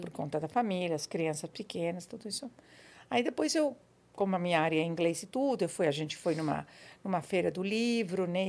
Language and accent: Portuguese; Buenos Aires, Argentina; Portuguese is a second language; moved away as an adult; now in São Paulo, Brazil; Eu nasci na Argentina, em Buenos Aires.